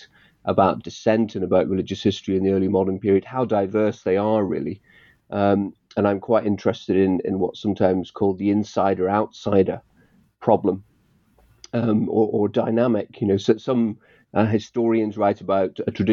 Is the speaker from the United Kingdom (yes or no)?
yes; the north of England, United Kingdom; also born or lived in Northern Ireland; But then I moved to England, the north of England, when I was about seven.